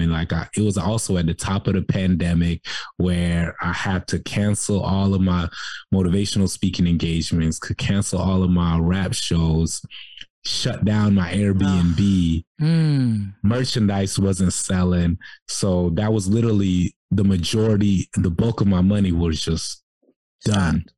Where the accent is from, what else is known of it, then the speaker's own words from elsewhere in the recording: Jacksonville, Florida, United States; moved away as an adult; also born or lived in Cairo, Egypt / South Sudan; now in Atlanta, United States; I grew up in Jacksonville, Florida